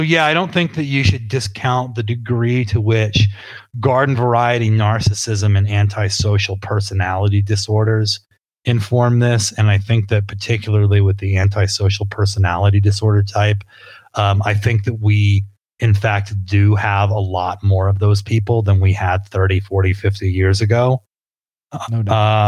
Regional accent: New England, United States; I grew up in New England

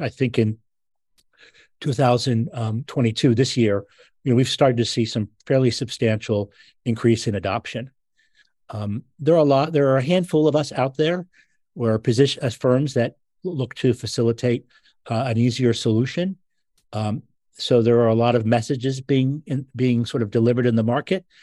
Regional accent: Philadelphia, Pennsylvania, United States; I'm from Philadelphia

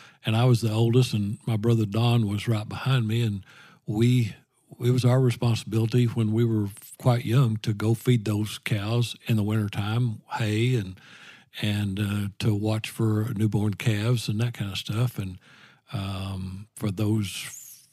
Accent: Lowell, Arkansas, United States; I grew up in Lowell, Arkansas, on a farm.

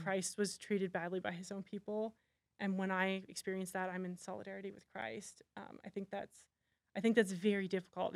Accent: Canada; I'm Canadian.

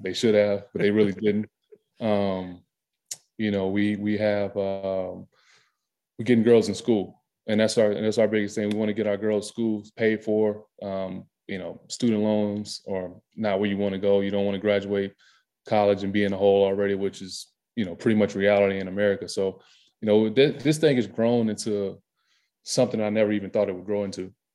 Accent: the South, United States; moved away as an adult; growing up in the South

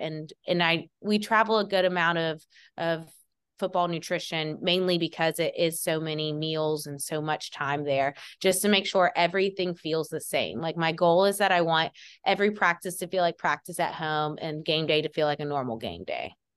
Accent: Athens, Georgia, United States; I am born and raised in Athens, Georgia

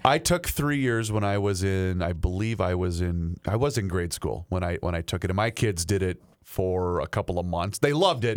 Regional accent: Faribault, Minnesota, United States; moved away; the Tetzlaff family down there in Faribault, Minnesota, my hometown

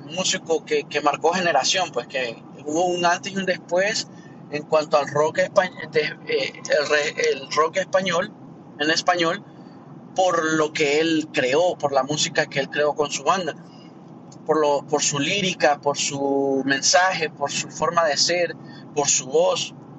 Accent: Honduras; now in Miami, United States; de Miami, pero soy de Honduras

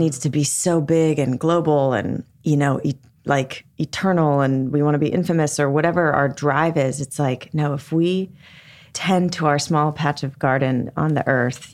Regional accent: Long Beach, California, United States; I grew up in Long Beach, went to public schools

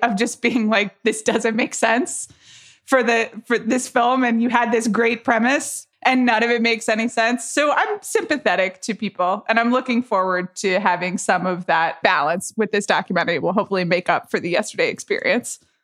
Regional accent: Atlanta, Georgia, United States; moved away; I'm from Atlanta

